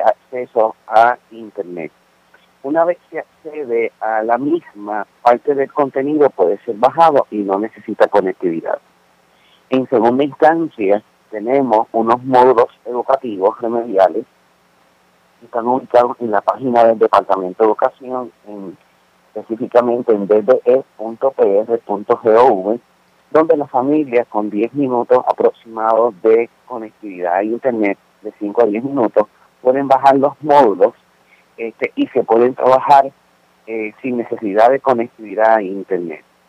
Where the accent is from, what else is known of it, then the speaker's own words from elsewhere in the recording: Puerto Rico; los puertorriqueños nos caracterizamos por poder eh, demostrar una gran empatía